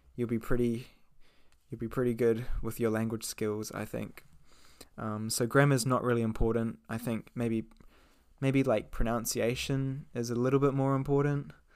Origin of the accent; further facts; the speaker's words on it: New Zealand; moved away as an adult; now in Japan; I'm 22. I'm from New Zealand.